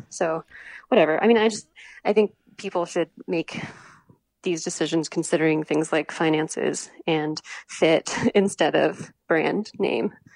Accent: Morgantown, West Virginia, United States; moved away as an adult; also born or lived in Charleston, South Carolina; I was born and raised until college in West Virginia

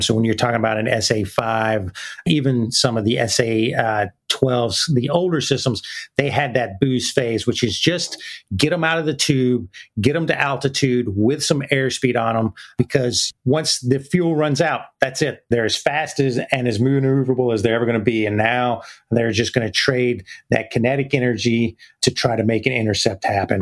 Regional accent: Decatur, Alabama, United States; accent: Southern; moved away as an adult; also born or lived in Mississippi; that's where I went to high school in Decatur, right outside of Huntsville

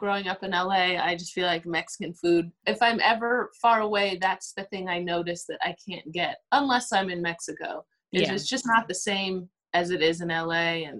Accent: St. Croix, U.S. Virgin Islands; So as far as I'm from St. Croix, U.S. Virgin Islands, and I would say anytime I'm here and I can get a good stewed oxtail or stewed goat, curried goat, I go for it. That reminds me of home.

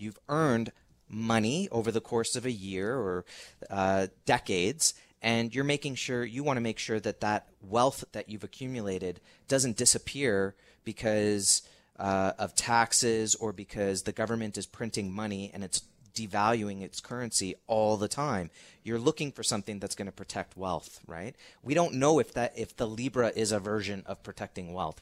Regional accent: Canada

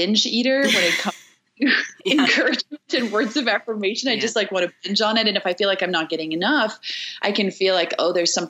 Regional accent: South Africa; I'm from South Africa

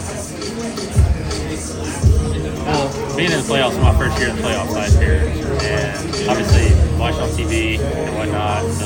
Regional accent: Baton Rouge, Louisiana, United States; I'm from Baton Rouge in Louisiana

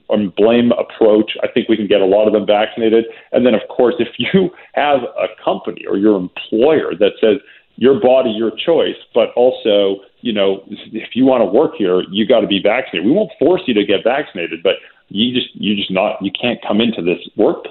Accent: Calgary, Alberta, Canada; also born or lived in Vancouver; now in Toronto, Canada; I'm from Calgary originally. I grew up snubbing my nose at Toronto.

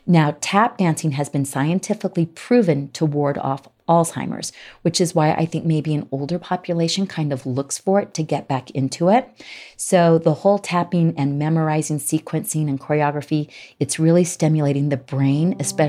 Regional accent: Salt Lake City, Utah, United States; poking fun of the fact that we are from Salt Lake.

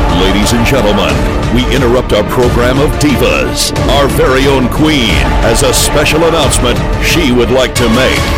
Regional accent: Georgia, United States; moved away; I grew up in Georgia

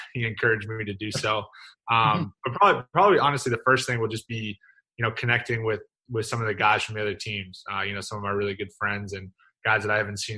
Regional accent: Northeast, United States; moved away; growing up in the Northeast

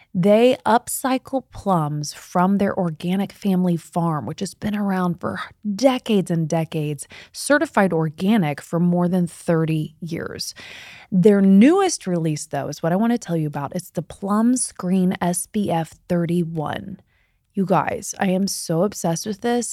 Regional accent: Midwest, United States; I grew up in the Midwest

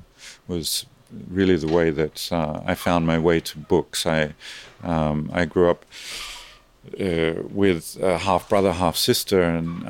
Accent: Australia; moved away as an adult; I grew up in Australia

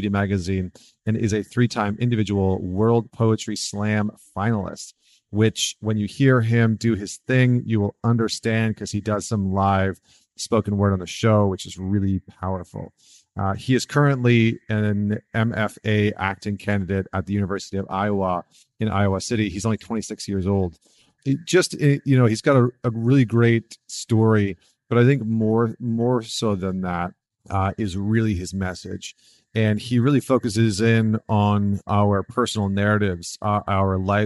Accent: Northern Alberta, Canada; also born or lived in New York; now in United States; I grew up in Northern Alberta

